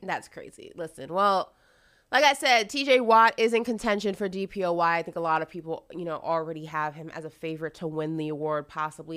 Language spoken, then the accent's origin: English; New York, United States; Growing up in New York